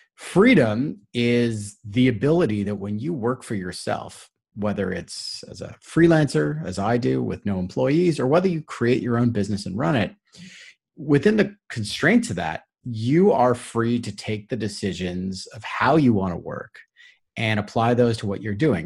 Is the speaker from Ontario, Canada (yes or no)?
yes; Toronto, Ontario, Canada; I'm from Toronto